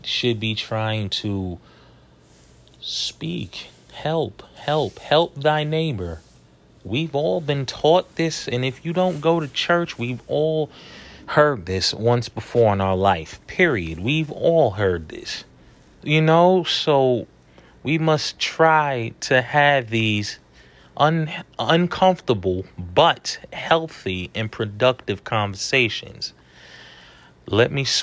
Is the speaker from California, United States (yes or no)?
no; New York City, New York, United States; growing up in New York City